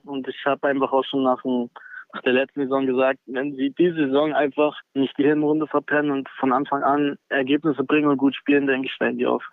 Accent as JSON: {"language": "German", "town": "Senftenberg", "region": "Brandenburg", "country": "Germany", "also_born_or_lived": "Lauchhammer", "said": "ich bin da nur geboren. Ich würde mich sonst als Senftenberger bezeichnen."}